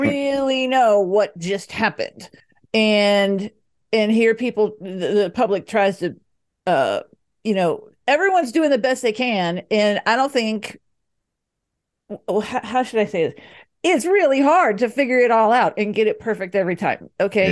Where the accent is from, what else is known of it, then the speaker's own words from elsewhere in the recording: Dallas, Texas, United States; now in Denver, United States; I grew up in Dallas